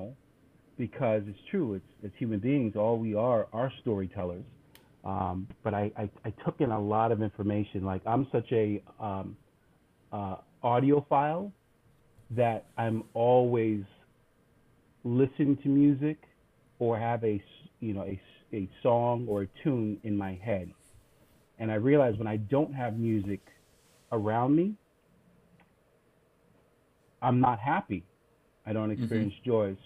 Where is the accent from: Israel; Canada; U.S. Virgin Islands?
U.S. Virgin Islands; also born or lived in St. John; growing up in the Caribbean, particularly in the U.S. Virgin Islands